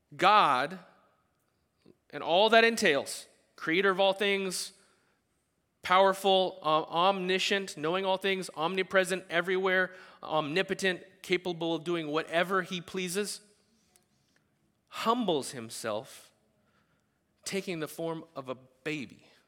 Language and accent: English; the South, United States; we're from the South